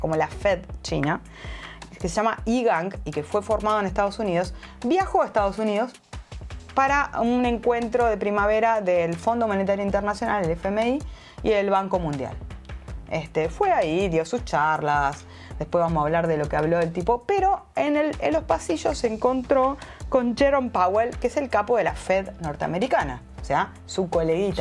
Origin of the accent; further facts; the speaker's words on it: Uruguay; soy ciudadana uruguaya